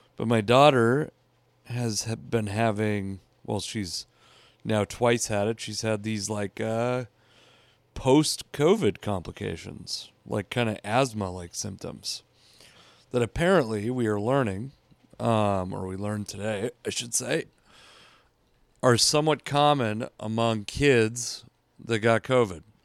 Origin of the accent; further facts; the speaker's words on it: Washington, United States; I'm from Washington State